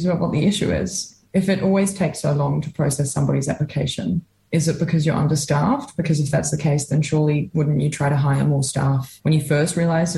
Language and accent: English; Australia; also born or lived in Dunedin, New Zealand; now in Wellington, New Zealand; I'm from Australia